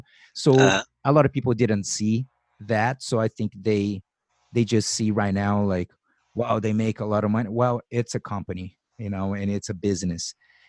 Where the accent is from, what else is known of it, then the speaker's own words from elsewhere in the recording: Brazil; now in United States; I came from Brazil, so I've been living here for 20 years. I'm a citizen now. I got my visa, my work visa, the O-1 visa